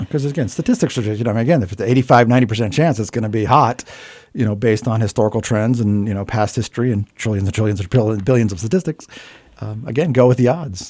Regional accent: Hawaii, United States; now in Bethlehem, United States; I grew up in Hawaii as a kid

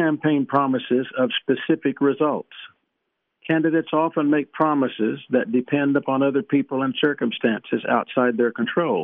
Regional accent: East Texas, United States; I grew up in East Texas

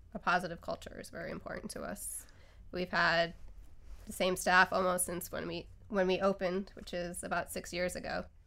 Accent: Northeast Pennsylvania, United States; moved away; Northeast Pennsylvania

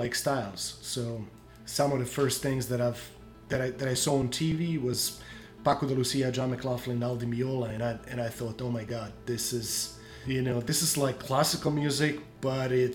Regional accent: Croatia; I grew up in Croatia. So in Croatia, we had only one system of learning guitar

